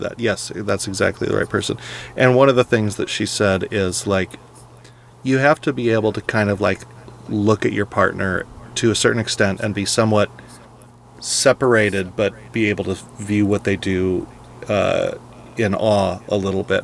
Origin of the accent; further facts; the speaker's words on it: California, United States; When I was in high school growing up in, in California